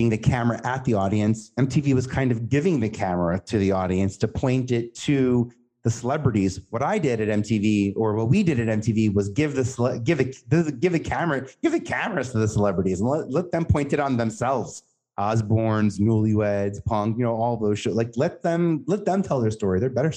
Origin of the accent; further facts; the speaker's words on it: New York City, New York, United States; I know I'm from Staten Island and I know we're from New York